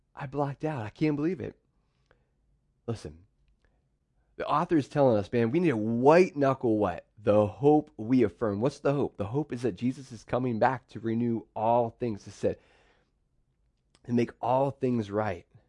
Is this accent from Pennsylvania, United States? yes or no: yes; central Pennsylvania, United States; also born or lived in Pittsburgh, Pennsylvania; My dad moved us over to central P A.